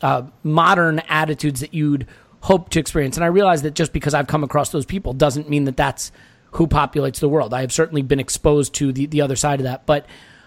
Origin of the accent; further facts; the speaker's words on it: United States; as an American